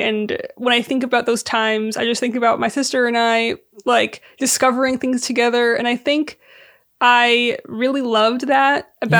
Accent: Syria; also born or lived in California, United States; I was born in California, but when I was like a month old, my family and I moved back to Syria for a minute, and so we were back and forth for a while.

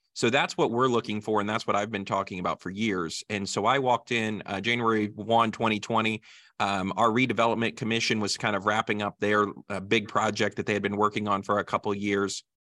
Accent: Greensburg, Indiana, United States; Greensburg is my hometown, and as you mentioned, my family's in agriculture here, and so I grew up on a family farm in southern Decatur County

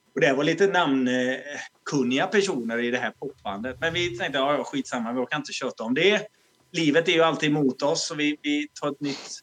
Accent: Alingsås, Västra Götaland, Sweden; accent: västgötska; now in Malmö, Sweden; vi kommer ju från Alingsås från början

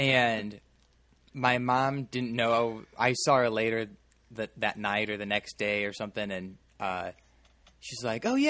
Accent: Chicago suburbs, Illinois, United States; growing up in the Chicago suburbs

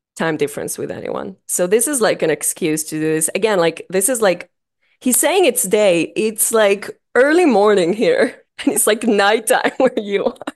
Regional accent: Israel; accent: thick accent; moved away as an adult; I'm from Israel, uh, if that isn't obvious by the, by the thick accent, uh, I was born and raised

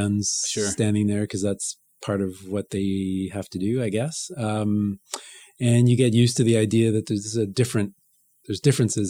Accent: Montreal, Quebec, Canada; I grew up in Montreal a neighborhood called Notre-Dame-de-Grasse, which is just to the west of downtown.

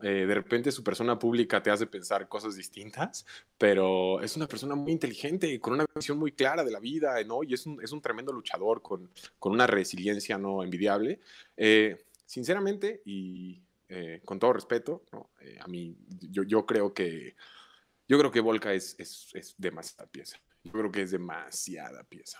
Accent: Mexico City, Mexico; soy mexicano, nací en la Ciudad de México, vivo actualmente en la Ciudad de México, he residido en esta ciudad casi la totalidad de mi vida.

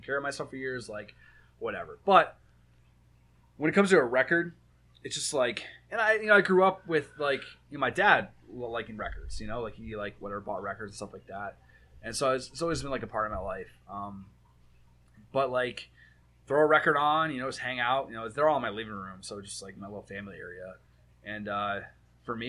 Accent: Michigan, United States; I'm from Michigan

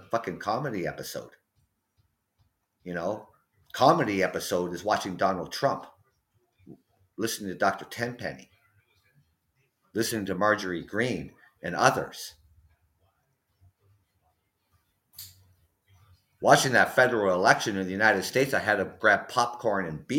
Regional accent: London, Ontario, Canada; I am from London, Ontario, Canada

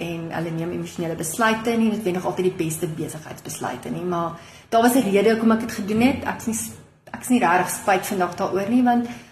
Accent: Groot Marico, North West, South Africa; moved away as an adult; also born or lived in Rustenburg; now in Pretoria, South Africa; ek is gebore in die Noordwes provinsie of die ou Wes-Kaap, Groot Marikoe klein dorpie

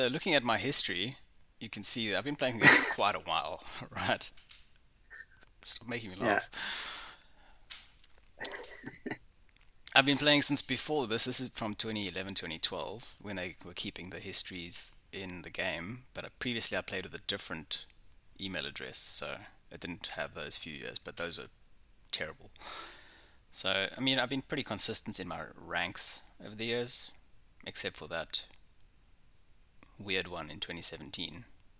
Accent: South Africa; I am obviously from South Africa. I don't sound very South African sometimes, but I do try when I have to.

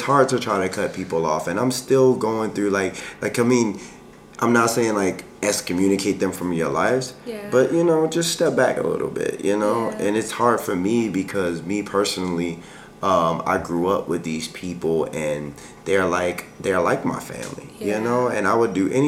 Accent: Baltimore, Maryland, United States; now in Hawaii, United States; I grew up in Baltimore

